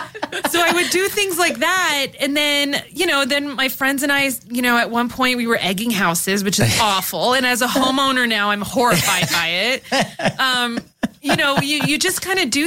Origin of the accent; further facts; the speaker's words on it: Hacienda Heights, California, United States; growing up was really fun, and our family is all here. We grew up. Nobody left.